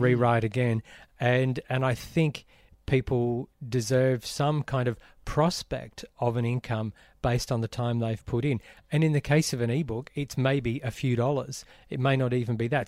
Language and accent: English; Brisbane, Queensland, Australia; growing up in Brisbane